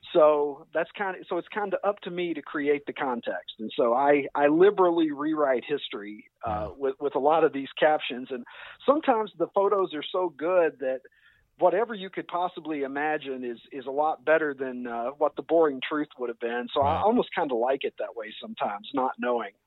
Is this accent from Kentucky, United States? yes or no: yes; Kentucky, United States; accent: drawl; moved away as an adult; now in Chicago, United States; I was I was born and raised in Kentucky